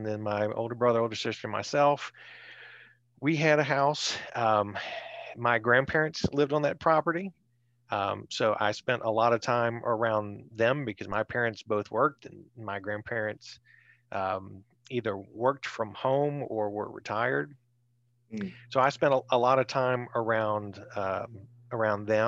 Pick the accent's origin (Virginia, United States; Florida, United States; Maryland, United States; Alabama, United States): Virginia, United States; Richmond; growing up in the West End, I mean, there was, like I said, there were strangers, and the next thing you would hit of remote civilization would be Innsbruck